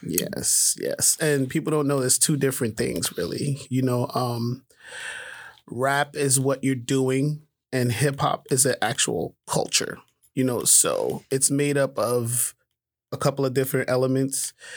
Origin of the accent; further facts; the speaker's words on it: New York City, New York, United States; I grew up in Harlem